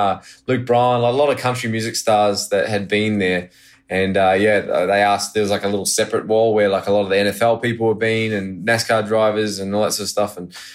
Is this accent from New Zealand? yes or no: yes; New Zealand; born there; also born or lived in Australia; Well, I go into the spiel of, oh, well, I'm actually born in New Zealand, you know, lived a lot